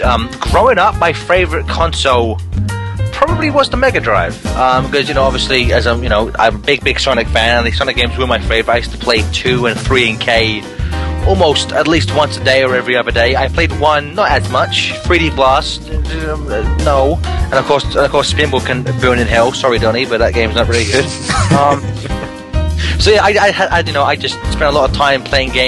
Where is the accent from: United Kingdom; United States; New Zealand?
United Kingdom; I am British